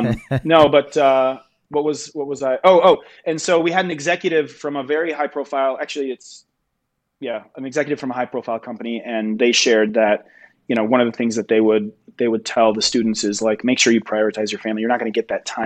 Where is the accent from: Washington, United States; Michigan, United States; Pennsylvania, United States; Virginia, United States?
Michigan, United States; now in Denver, United States; I grew up in Michigan, so I kind of like saw all seasons all year